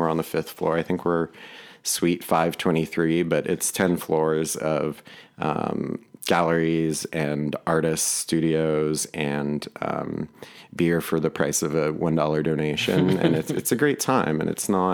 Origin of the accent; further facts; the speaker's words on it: Palos Verdes, California, United States; I grew up in Palos Verdes, which people think of as a really affluent place.